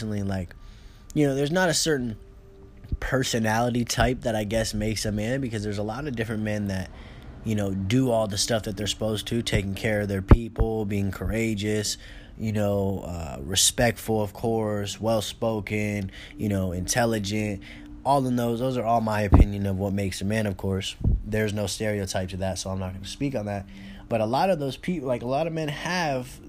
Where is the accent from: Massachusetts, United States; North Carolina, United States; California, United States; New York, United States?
California, United States; now in Arizona, United States; I'm originally from California. I live in Arizona now